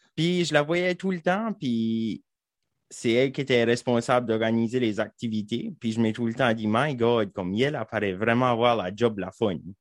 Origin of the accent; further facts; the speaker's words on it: Saint-André-LeBlanc, New Brunswick, Canada; j'ai grandi à Saint-André-le-Blanc, juste en haut.